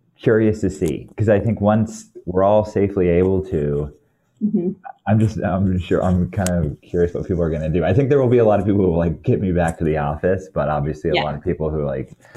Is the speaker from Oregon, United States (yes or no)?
yes; Oregon, United States; also born or lived in Portland; I moved here like 2006, but I grew up in Oregon